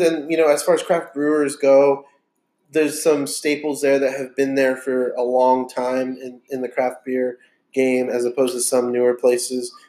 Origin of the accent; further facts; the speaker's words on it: Texas, United States; We're just Texans